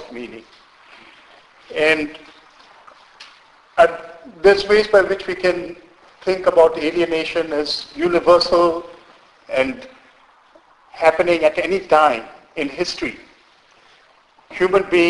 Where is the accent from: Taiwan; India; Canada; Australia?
India; moved away; I was born in India. I'm Indian by birth and grew up in India and have very strong connections, roots with India.